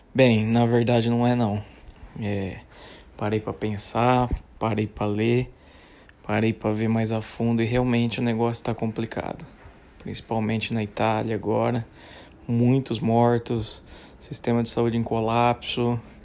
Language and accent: Portuguese; Brazil; sou brasileiro